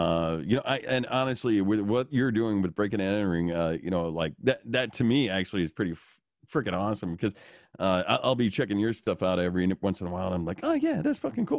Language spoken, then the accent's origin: English; Illinois, United States; growing up in the Chicagoland area, you would see those things too. But recently, this has just been a ongoing thing that has been an eye-opener to me here in Wisconsin.